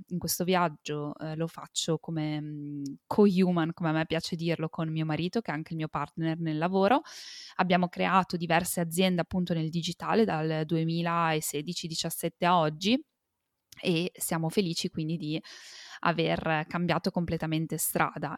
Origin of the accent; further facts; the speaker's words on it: Italy; sono nata e cresciuta in Italia